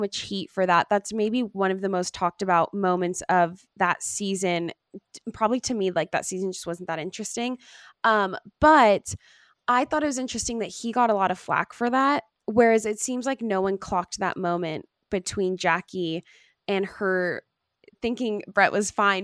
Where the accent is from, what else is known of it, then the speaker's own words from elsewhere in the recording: Long Beach, California, United States; I'm from Long Beach, like, I've been around a lot of diversity in my life